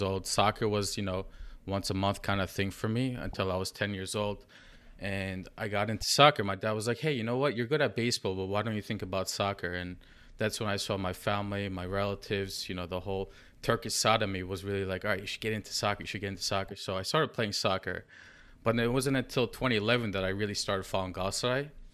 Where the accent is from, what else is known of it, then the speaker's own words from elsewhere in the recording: New York, United States; I'm from New York, just like Emre